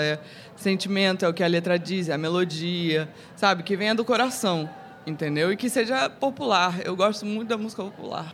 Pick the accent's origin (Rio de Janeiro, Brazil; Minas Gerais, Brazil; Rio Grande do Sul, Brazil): Rio de Janeiro, Brazil; Eu cresci na Zona Sul Carioca